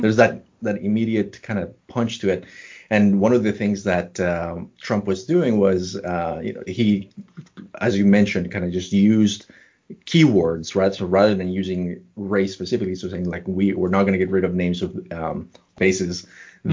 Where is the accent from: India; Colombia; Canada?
Colombia; moved away; also born or lived in New York; I, was born and raised in Colombia